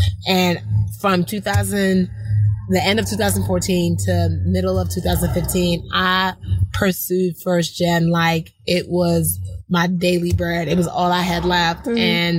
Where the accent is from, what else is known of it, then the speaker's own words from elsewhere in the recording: Nigeria; Being Nigerian has helped me so much be a better American and a better person in this industry.